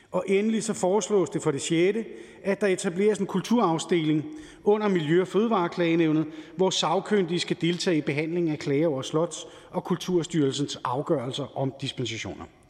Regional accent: Helsingør, Capital Region of Denmark, Denmark; født og opvokset i Helsingør

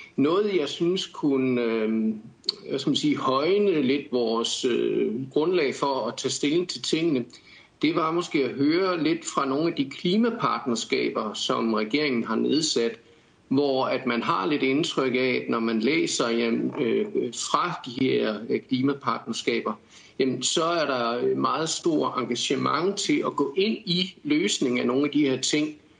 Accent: Odense, Southern Denmark, Denmark; jeg kommer fra Odense og er 52 år

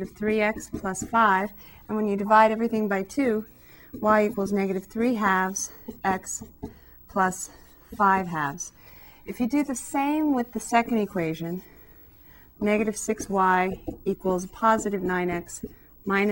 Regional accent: Southern California, United States; back where I come from, growing up in Southern California

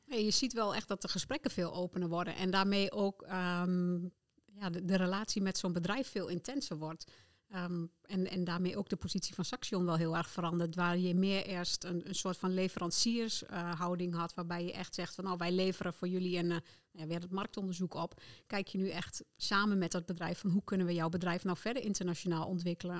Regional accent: Netherlands; ik als Nederlander

